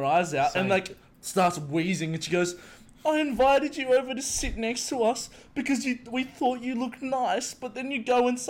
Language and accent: English; Sydney, New South Wales, Australia; so where are you from? I was like, oh, the Northern Beaches.